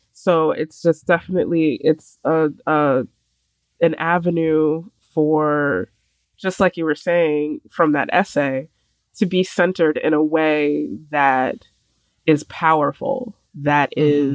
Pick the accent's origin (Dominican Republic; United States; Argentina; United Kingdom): United States; New York City, New York; I was born in Brooklyn